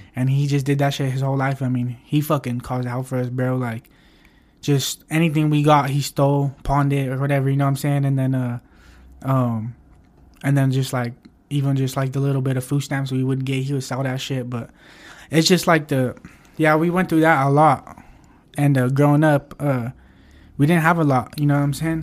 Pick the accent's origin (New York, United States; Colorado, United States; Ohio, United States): Colorado, United States; Pueblo; I'm born and raised here